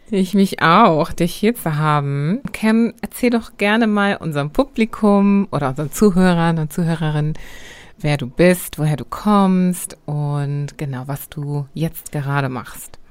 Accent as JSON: {"language": "German", "country": "Germany", "tie": "born or raised there", "said": "ich bin hier aufgewachsen"}